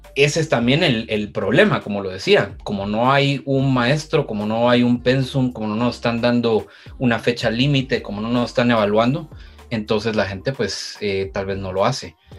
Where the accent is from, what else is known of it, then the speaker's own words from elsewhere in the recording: Guatemala; mi experiencia como escritor guatemalteco